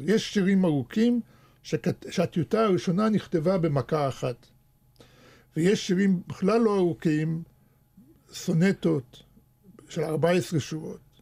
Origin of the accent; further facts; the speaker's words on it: Netanya, Central District, Israel; Hebrew is a second language; also born or lived in Soviet Russia / Wiesbaden, Germany / Moscow; כשהייתי ילד בשכונה בנתניה, אני הייתי הילד היחידי שהיה לו כדורגל אמיתי